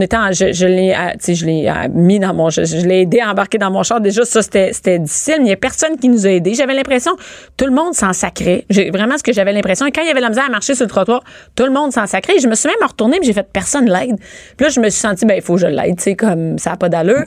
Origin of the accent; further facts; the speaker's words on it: Rosemère, Quebec, Canada; Moi, je viens de Rosemère.